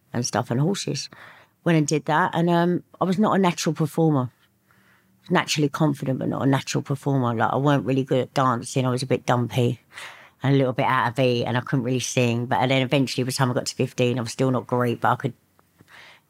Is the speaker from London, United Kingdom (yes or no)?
yes; Woodford Green, London, United Kingdom; also born or lived in Liverpool; I grew up in Woodford Green in Essex.